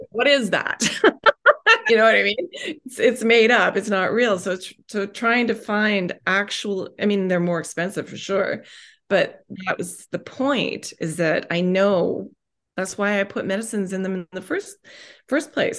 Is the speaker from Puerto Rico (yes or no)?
no; Vancouver, British Columbia, Canada; moved away as an adult; now in Ontario, Canada; I grew up on the West Coast in, in Vancouver and came out here to Ontario